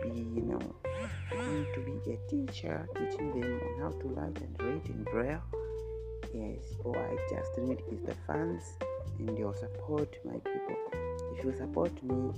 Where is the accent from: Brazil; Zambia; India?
Zambia; from Zambia